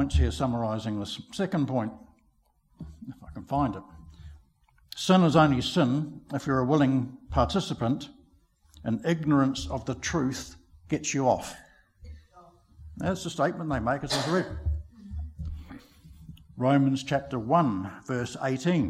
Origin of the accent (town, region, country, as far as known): New Zealand